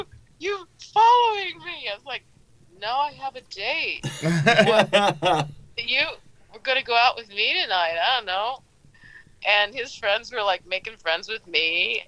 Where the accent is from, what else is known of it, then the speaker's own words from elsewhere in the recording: St. Louis, Missouri, United States; moved away; he's from my hometown of St. Louis.